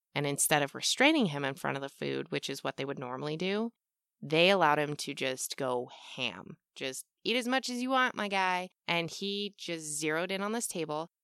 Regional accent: United States; I'm American, we aren't taught much in school about things that don't revolve ab-, around the U S

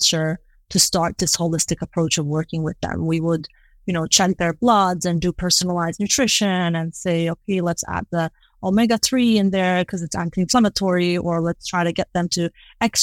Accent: Kosovo; moved away; I'm originally from Kosovo. I was born and grew up there

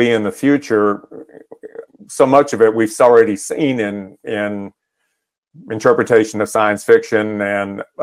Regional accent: Northern Texas, United States; where I grew up in Northern Texas

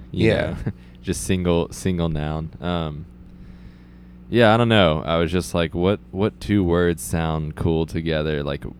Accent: Texas, United States; growing up in Texas.

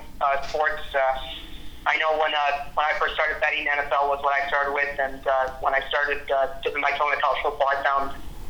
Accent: Chicagoland area, Illinois, United States; also born or lived in Indiana; I'm originally from the Chicagoland area, technically from the western suburbs. I know some people sometimes get mad when you say you're from Chicago, but you're actually from the burbs, but grew up here my whole life

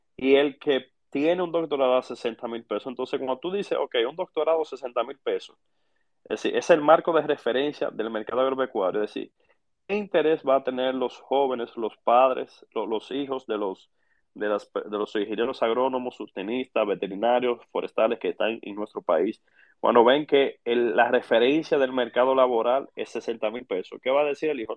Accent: La Vega, Dominican Republic; soy nativo vegano de pura cepa

